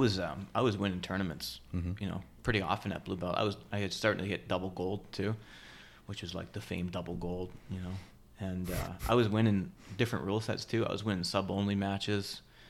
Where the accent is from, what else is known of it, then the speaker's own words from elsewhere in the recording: Canada; moved away as an adult; now in United States; Met Aria, got married, and then immigrated to the U.S. Yeah, I'm Canadian, by the way. I don't have a speech impediment, Max. It's just I'm Canadian, and then I stopped talking like a Canadian, so there's gaps.